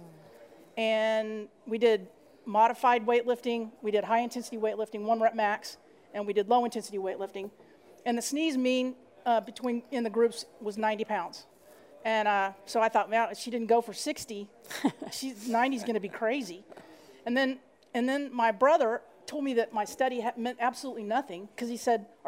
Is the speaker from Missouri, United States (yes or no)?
no; Dallas, Texas, United States; I'm from Dallas, Texas